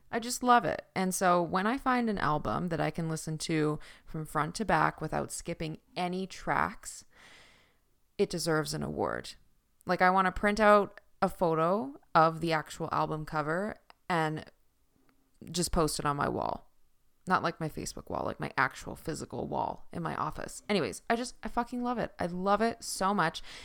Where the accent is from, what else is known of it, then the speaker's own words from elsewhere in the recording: Newfoundland and Labrador, Canada; accent: Newfoundland; my Newfoundland accent